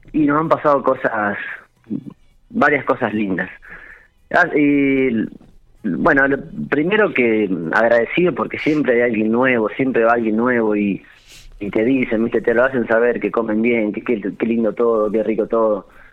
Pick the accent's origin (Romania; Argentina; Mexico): Argentina; General Pico, La Pampa; moved away; also born or lived in Santa Rosa / Intendente Alvear; Yo soy nacido en Pico